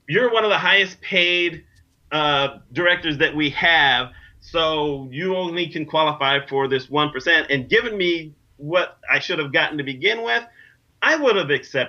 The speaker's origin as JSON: {"language": "English", "region": "New York", "country": "United States", "said": "I'm from New York"}